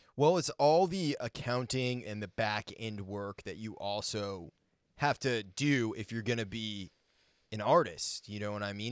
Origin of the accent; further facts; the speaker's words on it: Maine, United States; I grew up in Maine